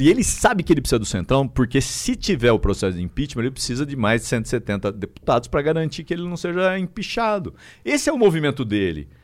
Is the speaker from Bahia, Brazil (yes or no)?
no; Araraquara, São Paulo, Brazil; now in São Paulo, Brazil; Não sou de São Paulo, sou de Araraquara uma das cidades mais importantes do estado de São Paulo.